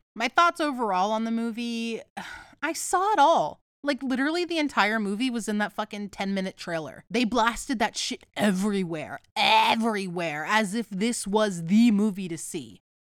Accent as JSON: {"language": "English", "country": "United States", "said": "I am an uncultured American"}